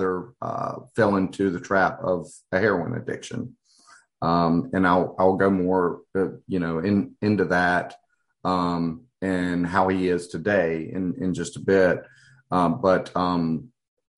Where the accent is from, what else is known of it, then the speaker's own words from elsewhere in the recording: Hattiesburg, Mississippi, United States; I'm actually a fifth generation child and native of Hattiesburg, and was raised in a conservative, you know, Christian environment